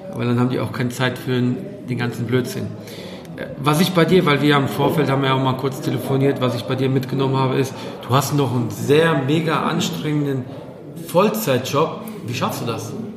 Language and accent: German; Poland; ich als Pole